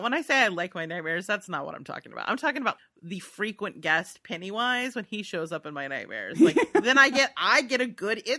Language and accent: English; United States; Whatever. We're American.